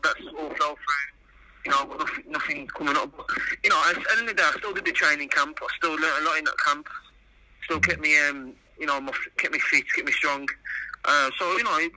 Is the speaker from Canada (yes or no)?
no; Wolverhampton, West Midlands, United Kingdom; born or raised there